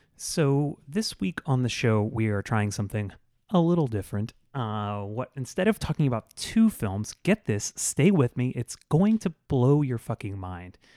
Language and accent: English; South Florida, United States; also born or lived in Tallahassee; I'm from South Florida, I went to college in Tallahassee